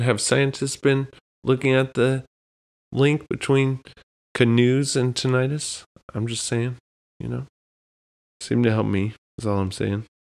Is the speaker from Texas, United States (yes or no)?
yes; South Texas, United States; now in New England, United States; growing up in Texas, where it seemed like it was just hot for ten months out of the year